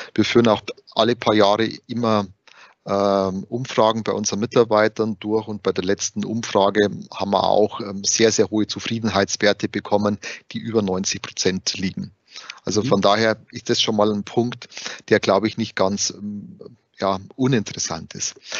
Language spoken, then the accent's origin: German; Bavaria, Germany; accent: Bavarian; wie man es vielleicht am Dialekt schon hört, ich bin gebürtiger Bayer